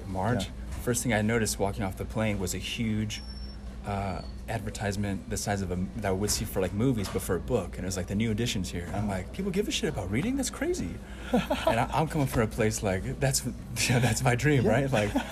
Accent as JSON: {"language": "English", "area": "Orange County", "region": "California", "country": "United States", "moved": "as an adult", "lives_now": "Boston, United States", "said": "I'm from Orange County, which is typically understood as being just a mega affluent region of the country."}